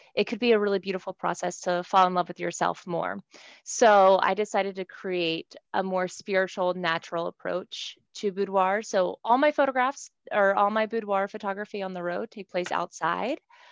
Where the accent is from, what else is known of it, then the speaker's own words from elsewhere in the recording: Cumberland, Maryland, United States; I was born in Cumberland, Maryland